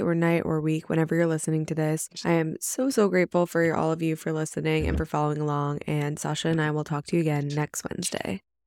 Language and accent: English; New York, United States; I grew up in New York, I've been in the city for the last three years